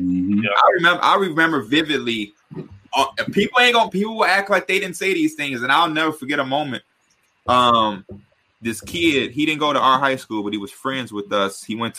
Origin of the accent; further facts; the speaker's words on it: Chicago, Illinois, United States; as a Chicagoan